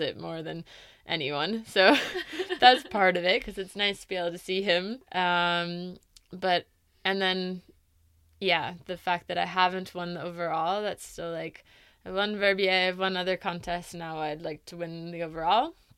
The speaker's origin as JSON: {"language": "English", "region": "East Coast", "country": "United States", "tie": "born or raised there", "moved": "yes", "said": "growing up in the East Coast"}